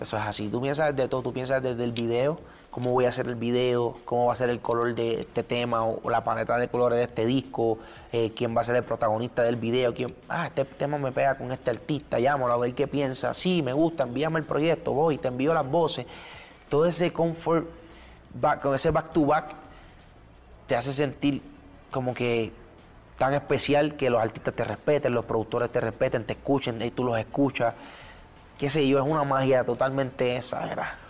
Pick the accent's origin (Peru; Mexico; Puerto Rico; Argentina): Puerto Rico; soy bien cultural de Puerto Rico